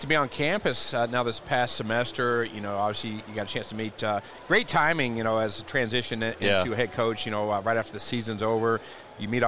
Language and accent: English; Lexington, Kentucky, United States; We went from Frankfort, and I'm from Lexington.